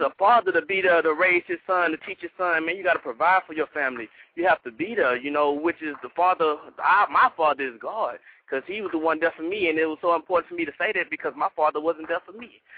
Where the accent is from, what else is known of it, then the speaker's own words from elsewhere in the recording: Houston, Texas, United States; I'm from Third Ward, Houston, Texas